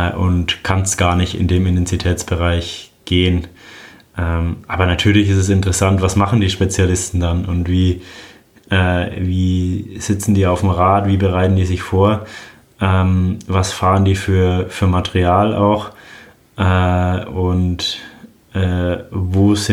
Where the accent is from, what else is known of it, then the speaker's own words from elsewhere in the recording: Roth, Bavaria, Germany; Ja, Rot ist meine Heimat. Als Franke äh, ist es, glaube ich, selbstverständlich, dass man in Rot am Start steht. Ich bin ja auch mit dem Rennen aufgewachsen.